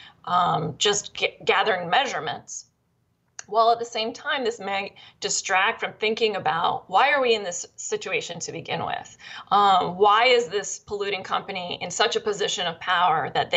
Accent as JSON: {"language": "English", "region": "Pennsylvania", "country": "United States", "tie": "born or raised there", "said": "I grew up in Pennsylvania, and the place where my parents lived was kind of ground zero for the natural gas companies"}